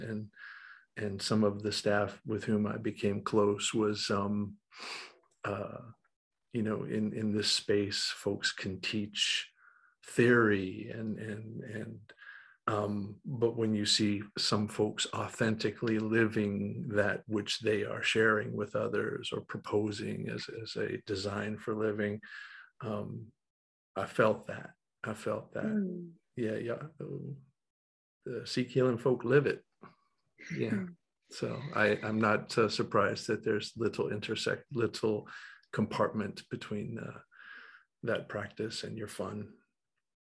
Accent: Western North Carolina, United States; moved away as an adult; now in Raleigh, United States; I was raised in Western North Carolina

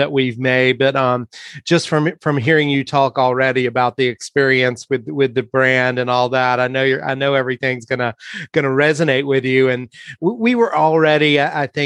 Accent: Eastern North Carolina, United States; now in San Luis Obispo, United States; I growing up in Eastern North Carolina

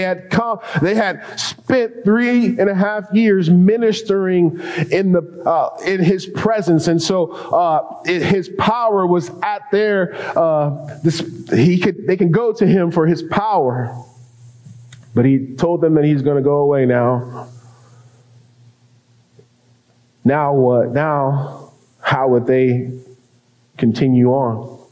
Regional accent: Denver, Colorado, United States; now in Leona Valley, United States; I grew up in Denver, Colorado

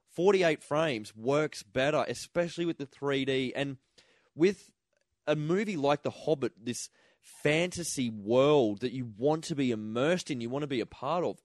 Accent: Toowoomba, Queensland, Australia; we grew up in Toowoomba

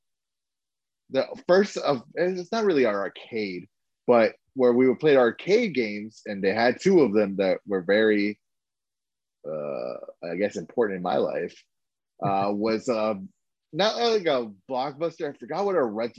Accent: West Palm Beach, Florida, United States; now in Orlando, United States; I'm from West Palm Beach.

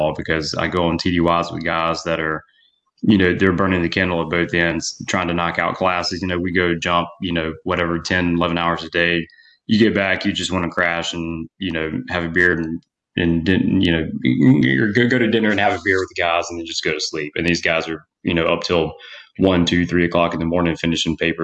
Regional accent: Mississippi, United States; I grew up in Mississippi.

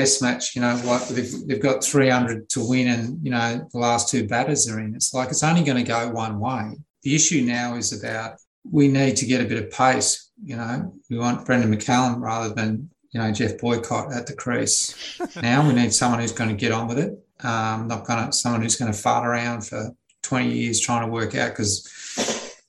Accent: Australia; as an Australian

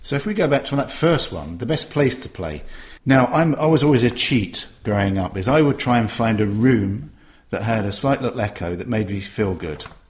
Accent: Tunbridge Wells, South East England, United Kingdom; my hometown of Tunbridge Wells

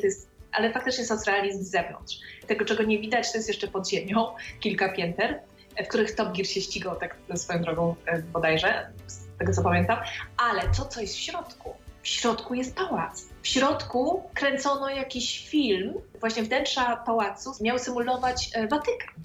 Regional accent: Poland; now in Romania; skąd jestem i się dowiadują, że z Polski

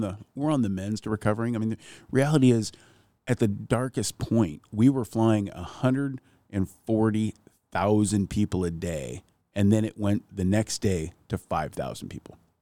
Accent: Ketchikan, Alaska, United States; growing up in Ketchikan

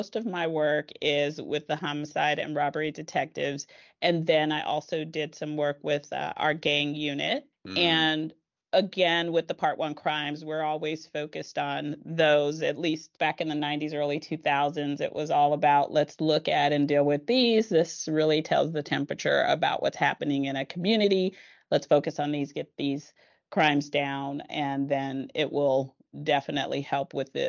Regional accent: East Palo Alto, California, United States; Well, I am from East Palo Alto, California. I grew mm-hmm. up there. I spent most of my childhood there, as well as in parts of my childhood in Palo Alto as well.

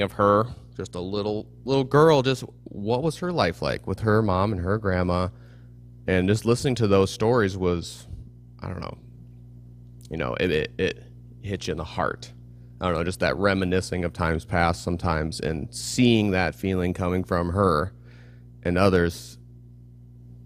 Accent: East Coast, Massachusetts, United States; accent: Boston; moved away; I grew up on the East Coast

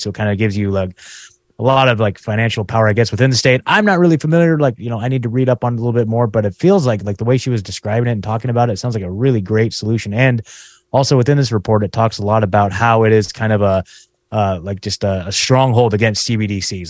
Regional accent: Oregon, United States; now in Tennessee, United States; I'm from Oregon

